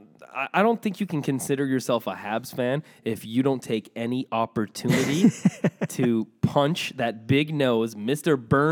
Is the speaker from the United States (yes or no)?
no; Morocco; I don't know, but like, please, I'm from Morocco, please.